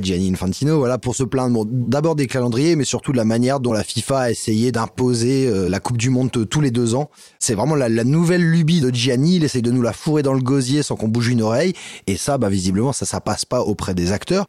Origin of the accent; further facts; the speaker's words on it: France; on est français